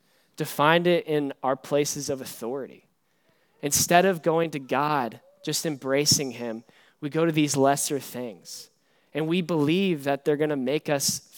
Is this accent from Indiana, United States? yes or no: no; East Tennessee, United States; now in New Braunfels, United States; I'm from East Tennessee